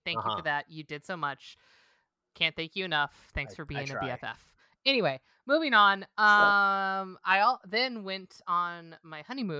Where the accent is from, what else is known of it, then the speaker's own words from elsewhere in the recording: Scotland, United Kingdom; We're Scottish.